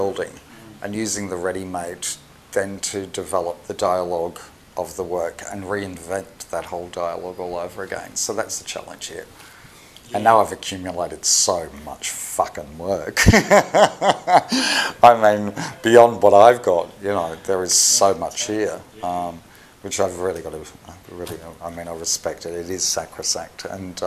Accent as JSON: {"language": "English", "country": "Australia", "moved": "yes", "lives_now": "Liverpool, United Kingdom", "said": "I'm Australian"}